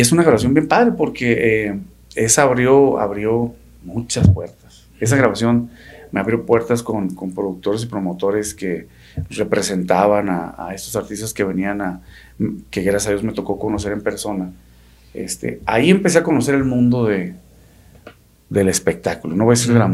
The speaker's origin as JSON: {"language": "Spanish", "region": "Sonora", "country": "Mexico", "said": "somos de Sonora y acostumbramos a decir así"}